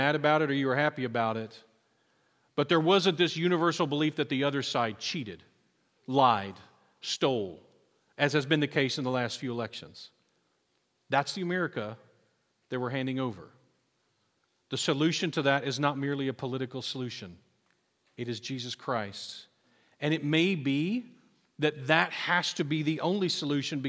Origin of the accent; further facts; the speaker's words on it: United States; I'm proud that I'm American